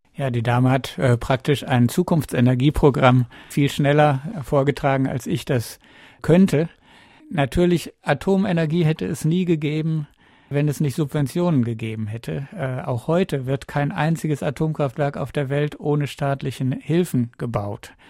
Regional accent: Northern Germany, Germany; Ich komme aus Norddeutschland

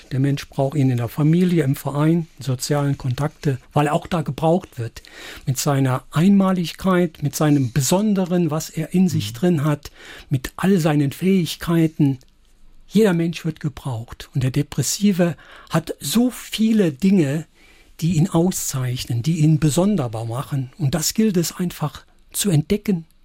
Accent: Saarland, Germany; Ja, und da sind wir Saarländer, glaube ich, ja doch die Richtige.

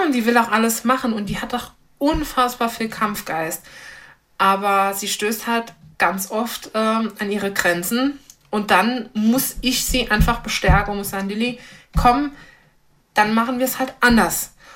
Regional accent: Eppelborn, Saarland, Germany; moved away as an adult; now in St. Wendel, Germany; Ich komme aus dem Raum Eppelborn

